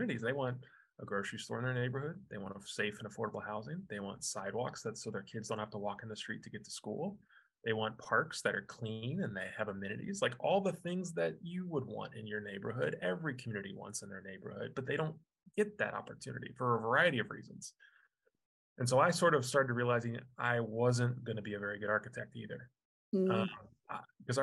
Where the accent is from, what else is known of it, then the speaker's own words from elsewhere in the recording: Overland Park, Kansas, United States; I grew up in Overland Park, Kansas.